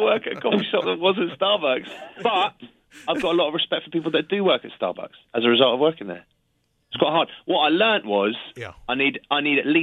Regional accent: England, United Kingdom; I'm English

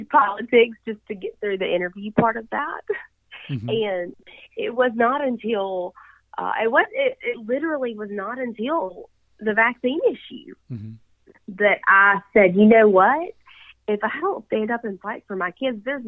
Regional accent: Yazoo City, Mississippi, United States; I grew up, born and raised in Yazoo City

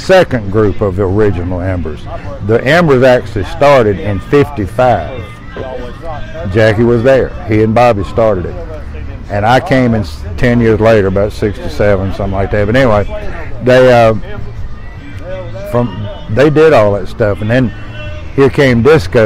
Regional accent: Burlington, North Carolina, United States; I grew up in Burlington

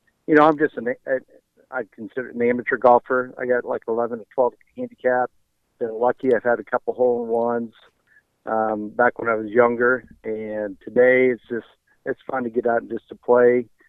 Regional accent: Lenexa, Kansas, United States; We grew up in Lenexa

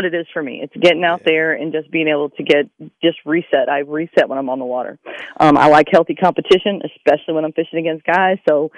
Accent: Tennessee, United States; moved away as an adult; now in Hitchcock, United States; I grew up in Tennessee bass fishing. And when I got down here to Texas, when I got out of service, I moved down here to Hitchcock and hooked in a redfish and a trout.

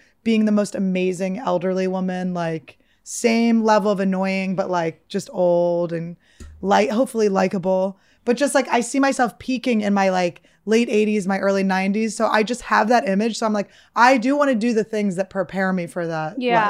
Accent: Philadelphia, Pennsylvania, United States; I'm from Philly. We like cheesesteaks. We like Cheese Whiz.

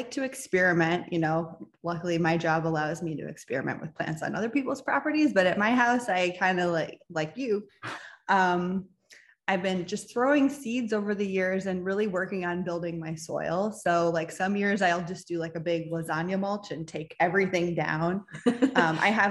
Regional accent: Midwest, United States; now in Southern California, United States; I grew up in the Midwest surrounded by cornfields

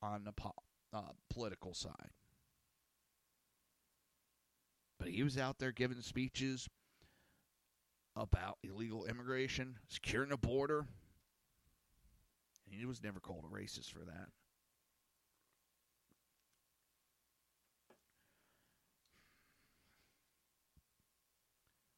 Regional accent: New Jersey, United States; I'm from Jersey

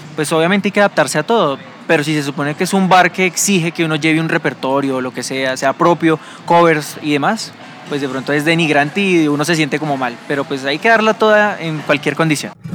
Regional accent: Colombia

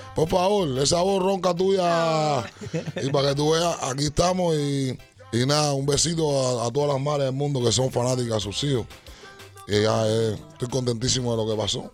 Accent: Cuba; cuando niño en Cuba

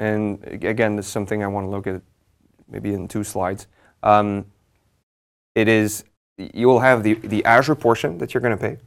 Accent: Montreal, Quebec, Canada; I'm from Montreal

